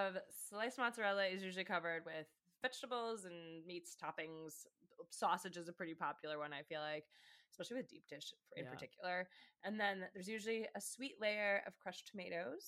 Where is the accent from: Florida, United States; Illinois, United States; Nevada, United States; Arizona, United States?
Illinois, United States; Chicago; we are from the Chicagoland area